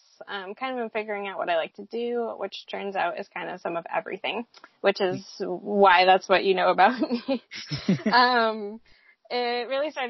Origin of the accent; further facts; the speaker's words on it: New Hampshire, United States; moved away as an adult; also born or lived in Seattle, Washington / Virginia; I grew up in New Hampshire